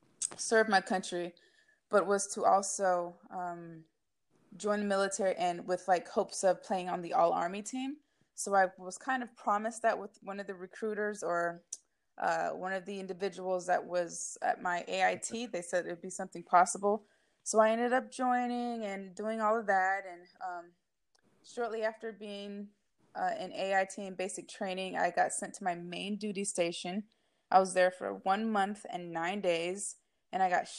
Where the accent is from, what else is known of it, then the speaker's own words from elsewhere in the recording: Novato, California, United States; I grew up in Novato, California